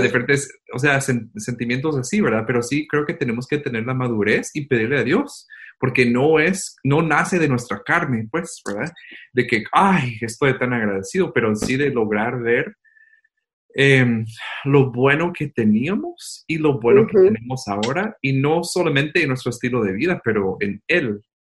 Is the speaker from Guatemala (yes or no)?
yes; Guatemala; aquí estamos extrañando nuestra casa, nuestra Guatemala